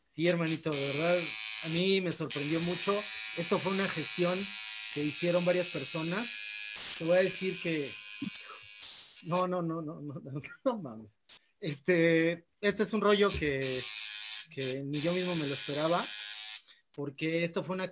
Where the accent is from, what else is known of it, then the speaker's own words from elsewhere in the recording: Mexico; soy el primer mexicano